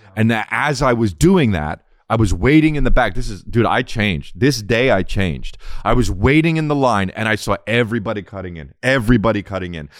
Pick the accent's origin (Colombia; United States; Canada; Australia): United States; New Jersey; We're from Jersey.